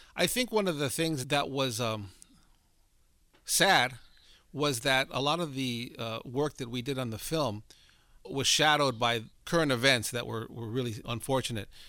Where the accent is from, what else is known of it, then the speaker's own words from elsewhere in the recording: Southern California, United States; I grew up in Southern California, a Mexican-American family